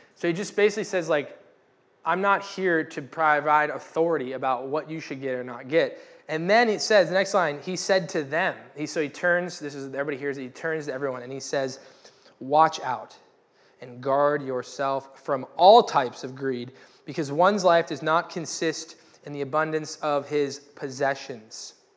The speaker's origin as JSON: {"language": "English", "country": "United States", "said": "I am a American white male"}